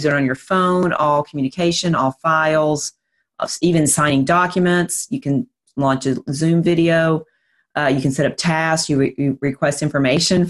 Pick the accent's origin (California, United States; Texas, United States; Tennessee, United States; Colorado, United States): Tennessee, United States; Nashville; also born or lived in Fort Myers, Florida; Nashville, Tennessee, which is where I'm from. If you can't tell by my accent